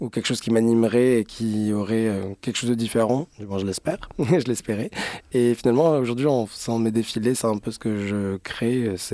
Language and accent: French; Strasbourg, Grand Est, France; now in Paris, France; je suis alsacien.